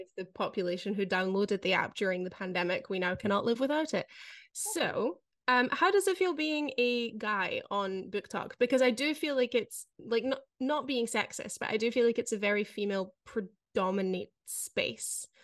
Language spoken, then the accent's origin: English; Scotland, United Kingdom; moved away as an adult; now in Netherlands; I grew up in Scotland